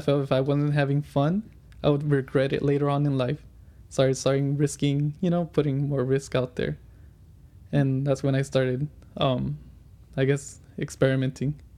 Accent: Fontana, California, United States; I grew up in Fontana most of my life

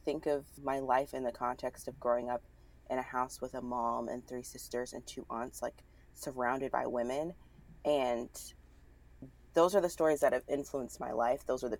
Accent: the South, United States; There's just something about growing up in the South, like fight or flight. You either move to the North or you stick it out in the South.

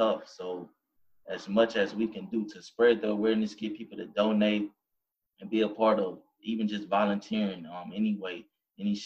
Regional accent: Baton Rouge, Louisiana, United States; growing up in Baton Rouge, Louisiana

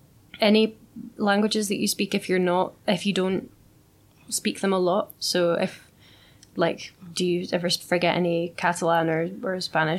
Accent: Scotland, United Kingdom; I am Scottish. I'm born and bred in Scotland.

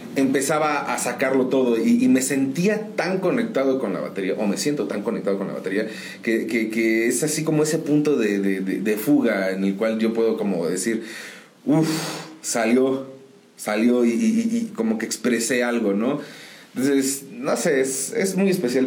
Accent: San Juan del Río, Querétaro, Mexico; Pues yo soy originario de aquí de San Juan del Río. Aquí nacidito en uno de los hospitales

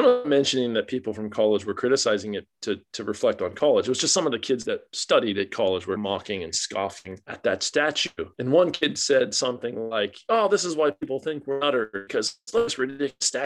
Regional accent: Florida, United States; moved away as an adult; now in Australia; I grew up in Florida

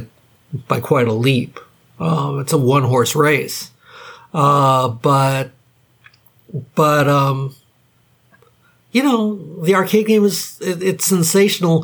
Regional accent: Hawaii, United States; I grew up in Hawaii.

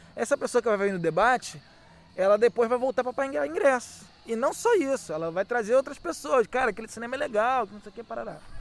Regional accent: Rio de Janeiro, Brazil; sou nascido e criado em Guadalupe, tenho 40 anos

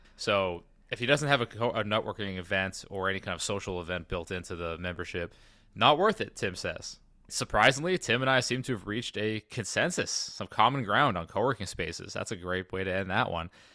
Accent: New England, United States; moved away; in New England, where I'm from

